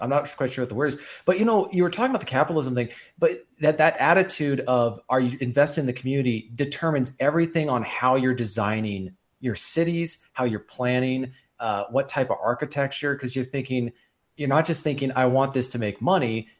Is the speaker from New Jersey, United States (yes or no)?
no; Bellevue, Washington, United States; moved away; I was displaced from my hometown where I was planning to live